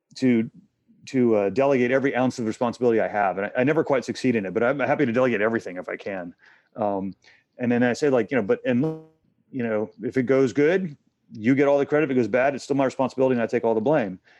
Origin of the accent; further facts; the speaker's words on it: Texas, United States; moved away as an adult; also born or lived in Asia / Hong Kong; I'm from Texas